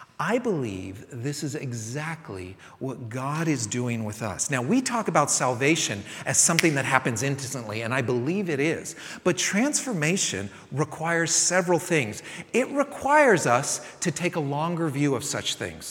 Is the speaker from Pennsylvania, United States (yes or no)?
no; San Francisco, California, United States; now in Texas, United States; growing up in San Francisco